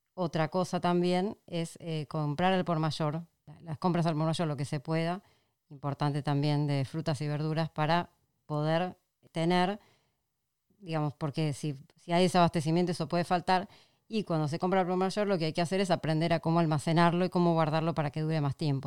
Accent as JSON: {"language": "Spanish", "country": "Argentina", "said": "acá en Argentina"}